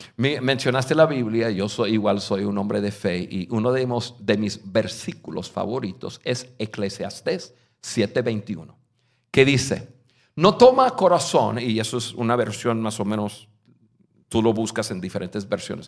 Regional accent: United States; Spanish is a second language; moved away as an adult; also born or lived in Mexico; Yo soy un gringo, nacido en un estado al norte de Estados Unidos, donde no conocí ningún latino en mi vida, hasta los, hasta los 19 años

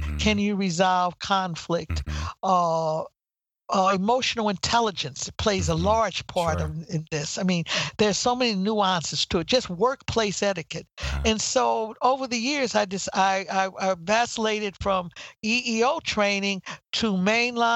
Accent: St. Louis, Missouri, United States; also born or lived in Houston, Texas / Denver, Colorado / Washington, D.C.; now in South Carolina, United States; I was born in Houston, Texas. I was raised in St. Louis, Missouri.

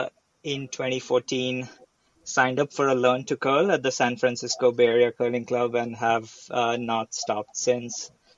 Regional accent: India; moved away as an adult; now in United States; I was born in India. I grew up in India.

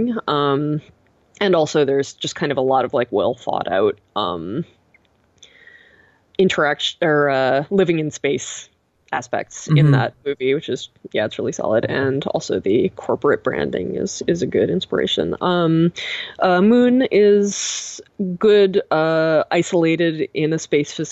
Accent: Boston, Massachusetts, United States; moved away as an adult; now in Pacific Northwest, United States; I'm from Boston, and it is living here is very different from living there

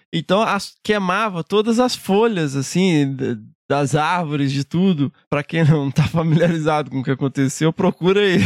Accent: Minas Gerais, Brazil; eu, como mineiro

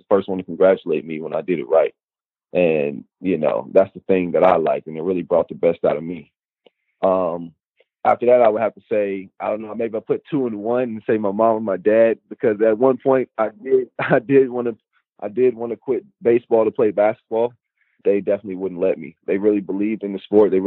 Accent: Tyrone, Georgia, United States; from where I'm from Tyrone, Georgia

